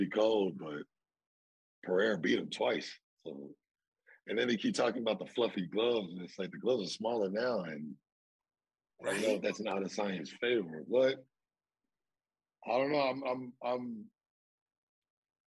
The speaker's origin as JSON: {"language": "English", "town": "Dallas", "region": "Texas", "country": "United States", "said": "I'm from Dallas"}